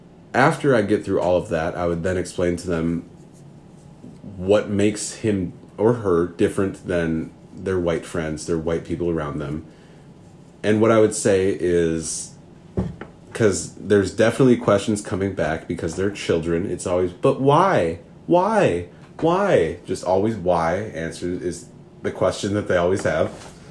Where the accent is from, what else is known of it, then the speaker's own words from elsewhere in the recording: Minnesota, United States; accent: Minnesota; Oh, just in that Minnesota accent. I'm from Minnesota.